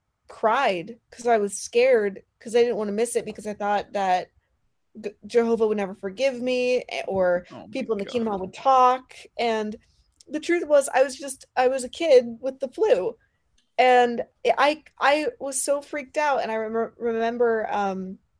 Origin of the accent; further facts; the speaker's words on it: Pacific Northwest, United States; we're from the Pacific Northwest